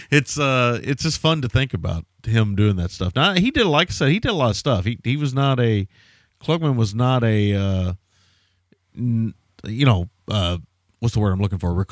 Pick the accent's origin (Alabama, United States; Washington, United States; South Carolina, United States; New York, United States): New York, United States; Yeah, I'm from New York.